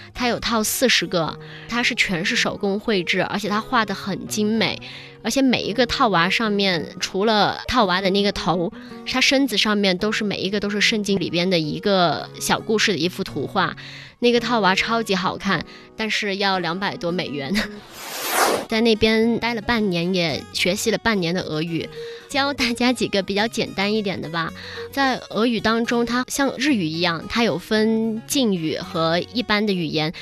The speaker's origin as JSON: {"language": "Chinese", "country": "China", "said": "我们中国人"}